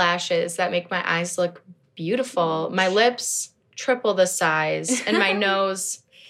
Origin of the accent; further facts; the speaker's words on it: Minnesota, United States; I'm 15 and I'm also from Minnesota.